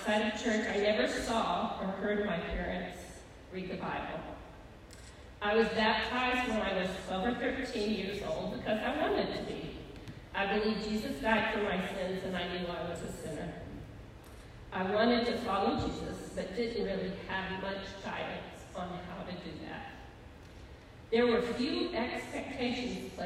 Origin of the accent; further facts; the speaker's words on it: Mexico, Missouri, United States; moved away as an adult; also born or lived in Fayette, Missouri / Warrensburg, Missouri; we moved to Warrensburg from my hometown of Mexico, Missouri, so he could finish his degree